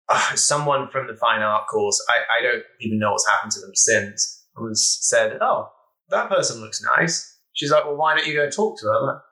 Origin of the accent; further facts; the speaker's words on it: Norwich, East of England, United Kingdom; moved away as an adult; now in California, United States; I'm 27 years old, and I'm originally from the UK, from a city called Norwich. A fine city, if you will.